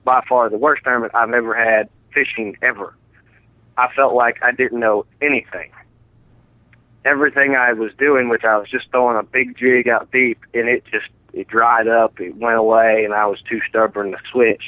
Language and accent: English; Colorado, United States; moved away as an adult; also born or lived in Winchester, Virginia; my family moved to Colorado when I was eight